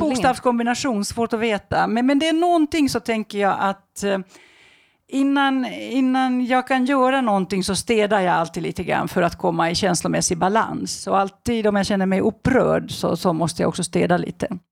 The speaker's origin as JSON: {"language": "Swedish", "country": "Finland", "said": "i Finland där jag kommer ifrån"}